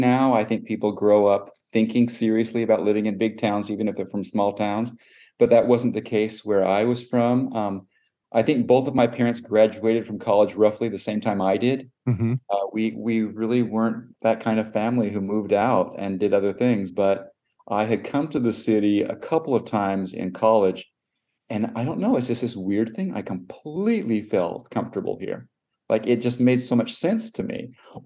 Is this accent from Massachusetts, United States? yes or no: no; Cedar City, Utah, United States; moved away as an adult; now in New York City, United States; I went to undergrad in Cedar City where I was from